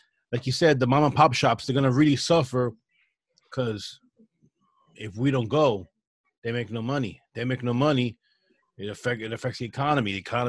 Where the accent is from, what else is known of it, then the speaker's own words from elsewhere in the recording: East Coast, United States; Yeah, well, we're from the East Coast